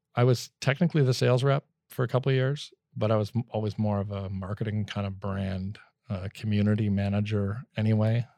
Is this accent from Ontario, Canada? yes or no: yes; Sudbury, Ontario, Canada; now in Vancouver, Canada; I grew up in, uh, Northern Ontario, Sudbury.